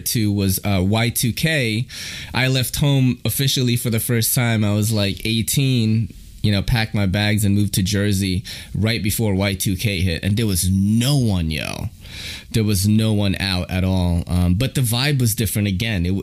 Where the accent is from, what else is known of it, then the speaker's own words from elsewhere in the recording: Philippines; now in New York City, United States; I'm from Manny Pacquiao country, the Philippines